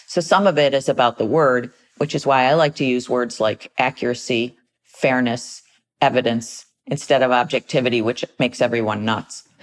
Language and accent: English; United States; as American citizens